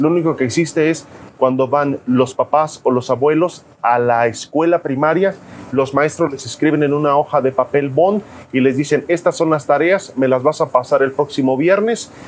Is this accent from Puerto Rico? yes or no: no; Jiutepec, Morelos, Mexico; nací en Jutepec, soy de Jutepec